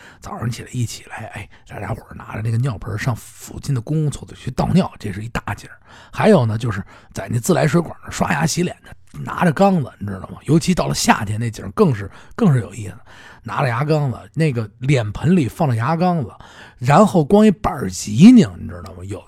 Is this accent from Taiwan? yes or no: no; Beijing, China; 我我我我小的时候，我在胡同里面住的时候，